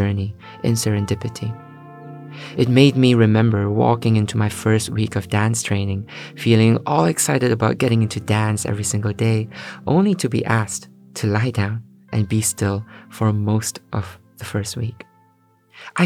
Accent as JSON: {"language": "English", "country": "Malaysia", "tie": "born or raised there", "moved": "yes", "lives_now": "London, United Kingdom", "said": "growing up in Malaysia"}